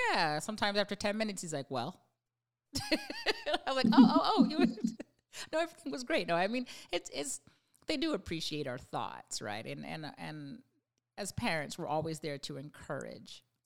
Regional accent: Canada; I'm from Canada

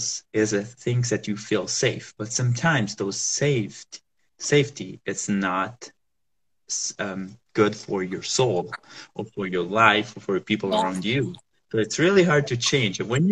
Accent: Southern Italy, Italy; moved away; also born or lived in Rome, Italy; I'm from Italy, so I was living there, and I'm from the south part of Italy.

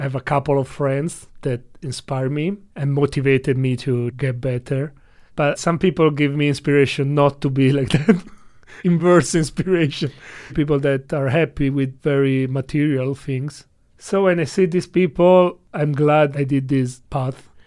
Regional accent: Italy; English is a second language; now in China; I come from Italy

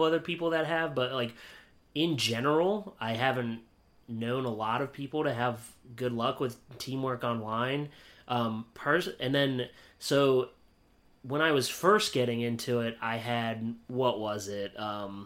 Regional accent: Pennsylvania, United States; moved away as an adult; also born or lived in Beloit / Delmarva; I'm from Pennsylvania originally

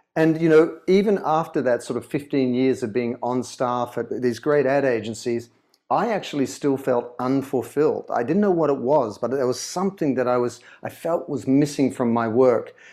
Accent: Sydney, New South Wales, Australia; accent: Australian; moved away as an adult; also born or lived in London; now in Los Angeles, United States; I was born in Sydney and grew up in Sydney

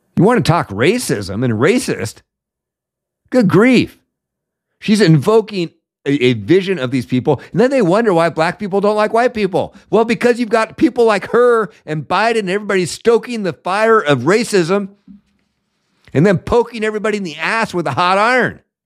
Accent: Seattle, Washington, United States; my hometown of Seattle

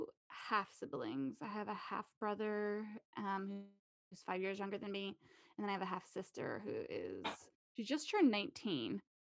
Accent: Napa, California, United States; moved away as an adult; Yeah, I was born and raised in Napa, California.

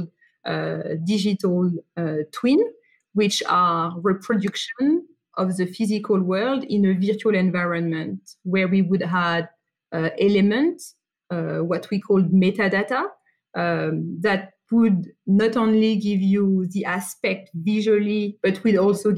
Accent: France; accent: French; English is a second language; now in Sydney, Australia; So I grew up in France, hence my accent, and I'm currently based in Sydney, Australia.

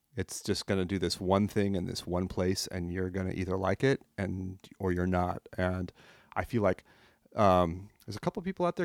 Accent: France; moved away; I grew up in France. I came here a long time ago.

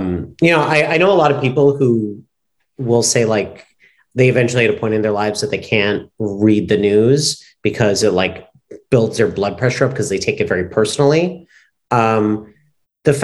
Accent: New York City, New York, United States; moved away as an adult; also born or lived in the South (US); now in Los Angeles, United States; I'm born and raised in New York, but I went to school and college in the South.

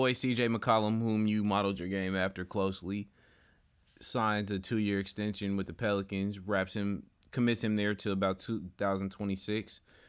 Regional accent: Greece; I'm not just Greek. I'm Nigerian.

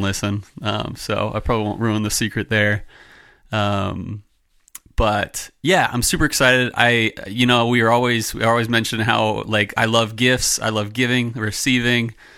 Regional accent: Philadelphia, Pennsylvania, United States; moved away; we grew up in Philadelphia, my family, and only one member of my family lives there anymore.

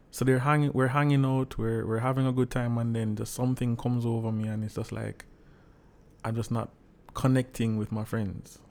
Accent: Saint Andrew, Jamaica; I'm from the lovely parish of Saint Andrew

